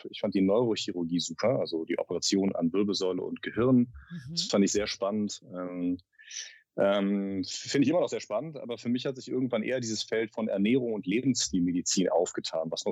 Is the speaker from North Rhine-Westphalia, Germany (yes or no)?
yes; North Rhine-Westphalia, Germany; also ich komme aus dem, aus dem Rheinland, aus der Nähe von Bonn, aus einem kleinen Dorf.